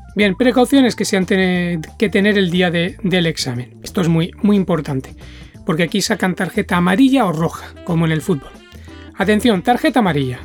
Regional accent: Spain; now in Japan; soy de España

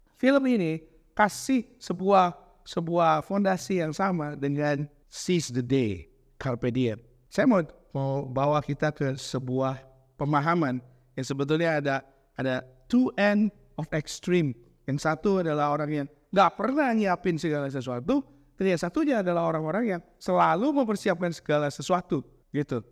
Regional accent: Bandung, West Java, Indonesia; moved away; also born or lived in Jakarta; Saya ini gede di Bandung, walau lahir di Jakarta

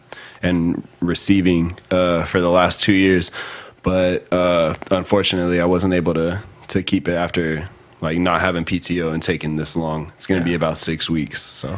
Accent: Pittsburg, Texas, United States; I was born in Pittsburgh, Texas.

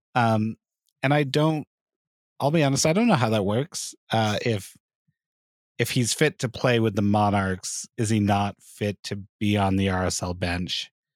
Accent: Hurricane, Utah, United States; I grew up in Southern Utah, and, I mean, I was in Hurricane

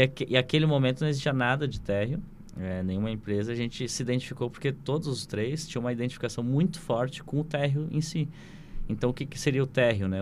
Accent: Rio do Sul, Santa Catarina, Brazil; uma cidade onde eu me criei, né? Que é Rio uhum. do Sul

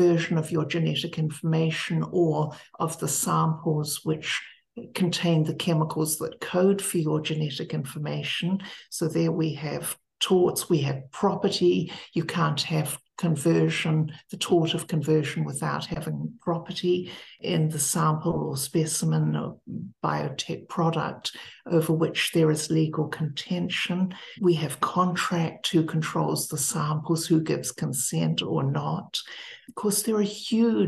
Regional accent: Wellington, New Zealand; moved away as an adult; also born or lived in Cambridge, England / Ithaca, New York; I taught for 1 year at the Victoria University of Wellington in New Zealand, which was my alma mater in my hometown

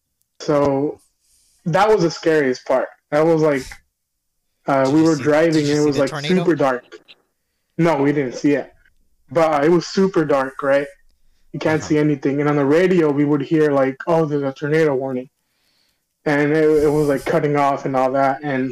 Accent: Illinois, United States; born there; Well, the first one, I was born in Illinois.

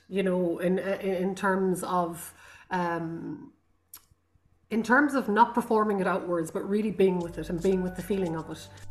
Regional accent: Connemara, County Galway, Connacht, Ireland; first language Irish; English is a second language; also born or lived in Rome; I come from Connemara in the Gaeltacht in um, the west coast of Ireland, outside Galway, and it's a Gaelic Gaelic speaking

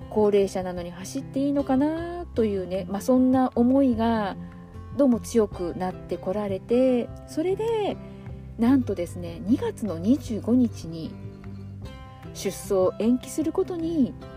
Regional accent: Aichi, Japan; 地元愛知県民としてはですね

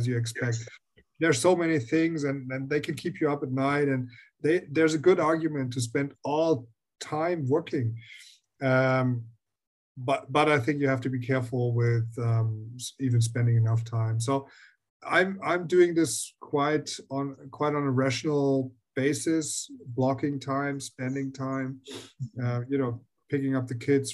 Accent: Germany; I am from Germany, and I always lived in Germany

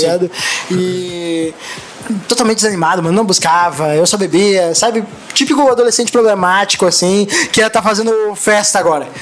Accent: Guaporé, Rio Grande do Sul, Brazil; moved away; also born or lived in Canoas / Florianópolis; eu nasci em Guaporé

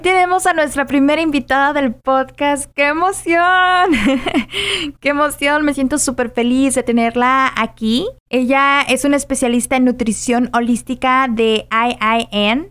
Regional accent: Guadalajara, Jalisco, Mexico; soy de Guadalajara, Jalisco

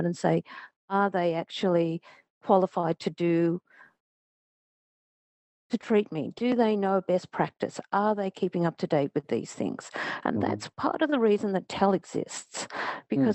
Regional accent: Australia; now in Japan; I'm from Australia

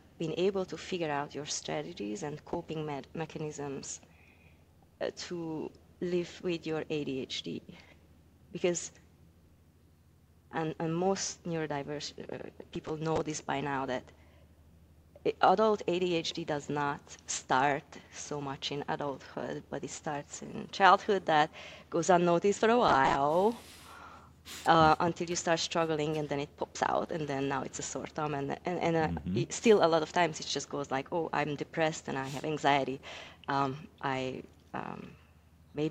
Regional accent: Hungary; moved away; I'm from Hungary

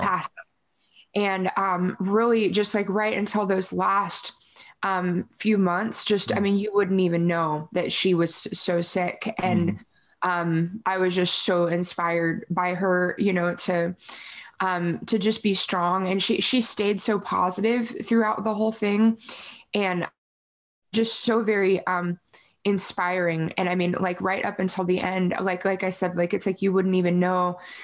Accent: Yorktown, Virginia, United States; moved away as an adult; also born or lived in Tulsa, Oklahoma; now in Nashville, United States; I grew up in Virginia

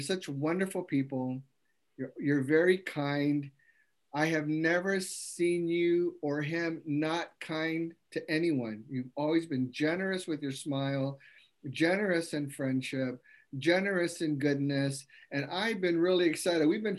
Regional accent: Taiwan; English is a second language; moved away as an adult; now in United States; I was born and raised in Taiwan. I came to the United States at the age of 20. Throughout the 23 years in the States, I have embraced the cultural differences that enrich my connections to different backgrounds.

